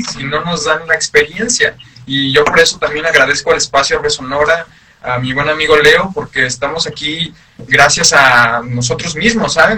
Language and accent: Spanish; San Luis Potosí, Mexico; uno como mexicano, uno como potosino